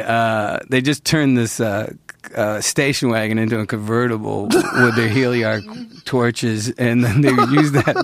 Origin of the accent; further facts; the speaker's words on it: Central New York, United States; moved away; growing up in Central New York